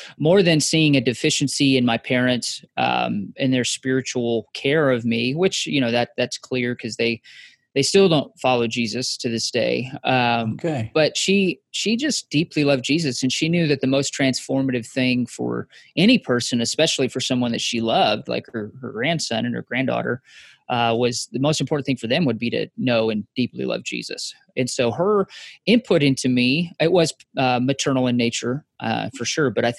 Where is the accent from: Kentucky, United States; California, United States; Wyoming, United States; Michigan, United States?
Wyoming, United States; moved away as an adult; also born or lived in Kansas; I grew up in Wyoming